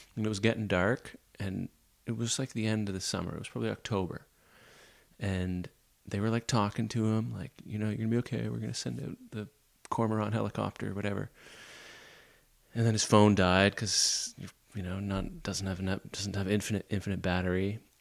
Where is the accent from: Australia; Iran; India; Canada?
Canada; Nova Scotia; I'm from Nova Scotia